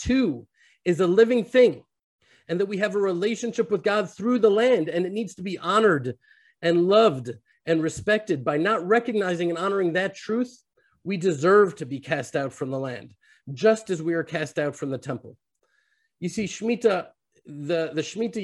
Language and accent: English; Texas, United States; also born or lived in Judea; now in Israel; I was born in Texas